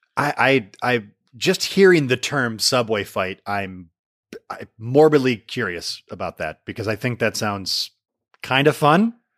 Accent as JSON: {"language": "English", "region": "Michigan", "country": "United States", "said": "somebody like me from Michigan"}